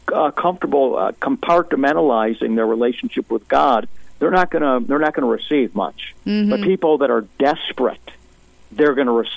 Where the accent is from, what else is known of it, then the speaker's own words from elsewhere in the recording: United States; as an American